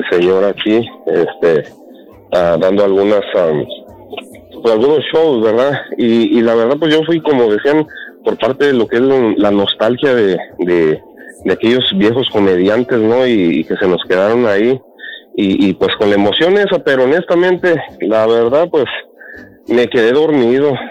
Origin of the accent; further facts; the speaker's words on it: Michoacán, Mexico; Yo soy de Ilía, Michoacán, yo les había hablado antes.